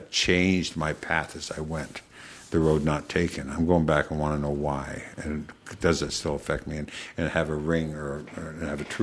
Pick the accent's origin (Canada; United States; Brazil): Canada; I I'm Canadian. I watch hockey.